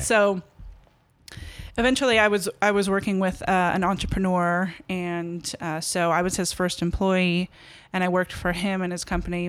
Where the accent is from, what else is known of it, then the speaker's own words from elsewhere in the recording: Los Angeles, California, United States; moved away as an adult; also born or lived in Berkeley / Bucks County, Pennsylvania / Philadelphia / Minneapolis; L A. Born and raised in Los Angeles.